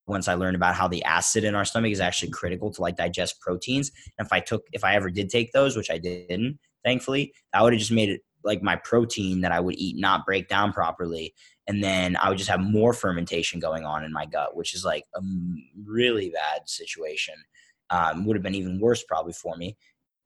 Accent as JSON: {"language": "English", "town": "Philadelphia", "region": "Pennsylvania", "country": "United States", "tie": "born or raised there", "said": "growing up in Philadelphia"}